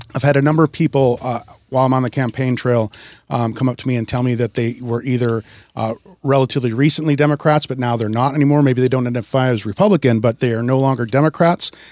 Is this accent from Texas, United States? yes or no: no; Wisconsin, United States; also born or lived in Seattle, Washington; now in Snohomish County, United States; I grew up in Wisconsin and moved out to Washington in nineteen ninety-six